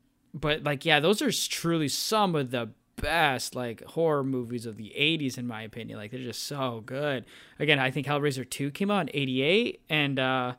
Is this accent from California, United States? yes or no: no; Northern Illinois, United States; growing up in the Northern Illinois area.